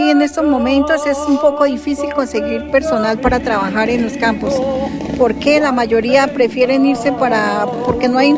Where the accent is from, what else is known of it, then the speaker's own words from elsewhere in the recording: Alto de los Padres, Santander, Colombia; estoy, soy del Alto de los Padres.